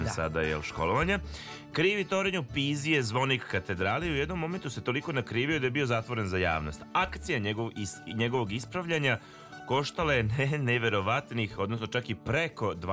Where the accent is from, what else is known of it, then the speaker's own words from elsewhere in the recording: Bosnia & Herzegovina; kod nas je u, u Bosni